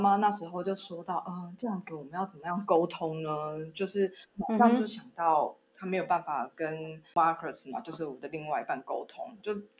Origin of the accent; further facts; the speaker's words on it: Taiwan; moved away as an adult; now in Germany; 那我们就选择了在德国生活，我就从台湾搬到德国来。那现在呢，我在德国也进入了第五年，就是生活第五年。